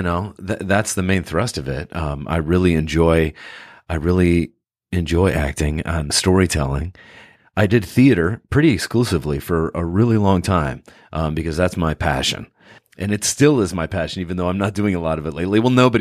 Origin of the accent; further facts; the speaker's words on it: California, United States; born there; also born or lived in Oregon / Chicago / New York; now in Los Angeles, United States; Well, I'm originally a West Coast guy. I was born in Northern California, and I went to school at the University of Oregon, and then I made my way to Chicago, New York, and now I live in L.A.